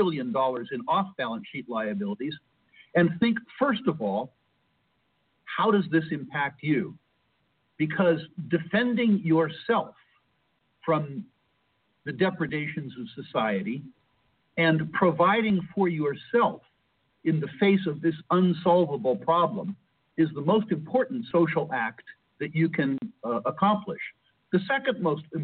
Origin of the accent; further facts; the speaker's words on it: United States; culturally, I'm American, an old style American